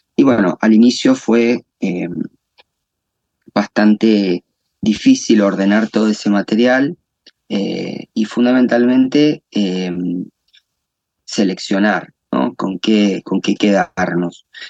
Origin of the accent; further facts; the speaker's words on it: La Pampa, Argentina; also born or lived in Santa Rosa, La Pampa; yo soy eh, eh, argentino, nacido en Argentina, en una provincia del interior del país, eh, que es la provincia de La Pampa. Y mm, desde mi, desde mi infancia estoy eh, vinculado con, con el agro